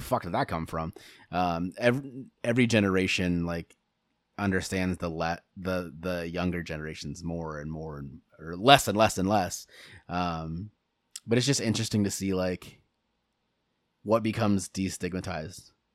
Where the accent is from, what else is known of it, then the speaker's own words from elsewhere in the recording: United States; it is our civic duty as American citizens